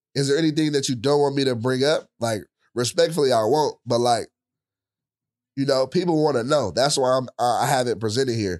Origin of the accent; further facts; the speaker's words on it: Richmond, California, United States; where I grew up, I, I'm from Richmond, it wasn't the best